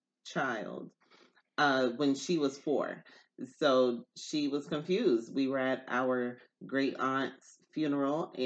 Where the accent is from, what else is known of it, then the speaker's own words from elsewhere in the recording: Newburgh, New York, United States; I am from New York. Upstate New York